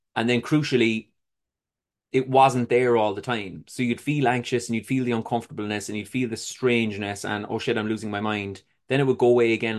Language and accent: English; Cork, Munster, Ireland; I was born in Cork City in Ireland. It was a humble, uh, upbringing, I would say